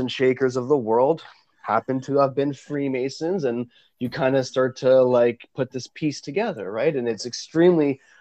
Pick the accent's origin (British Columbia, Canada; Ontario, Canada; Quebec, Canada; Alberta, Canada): Ontario, Canada; I am Canadian born of Italian heritage.